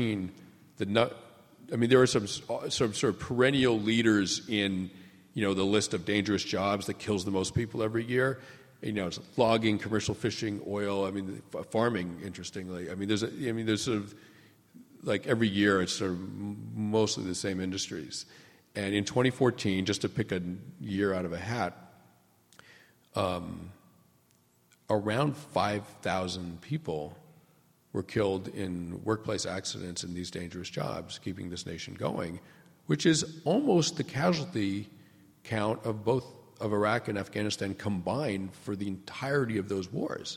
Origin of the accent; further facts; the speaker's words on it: New England, United States; I grew up in New England